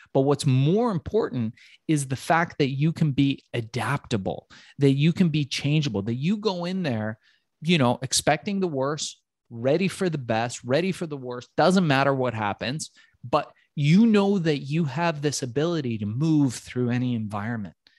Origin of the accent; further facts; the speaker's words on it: Tehran, Tehran Province, Iran; now in United States; I was born in Tehran and came to the United States just in the late nineteen seventies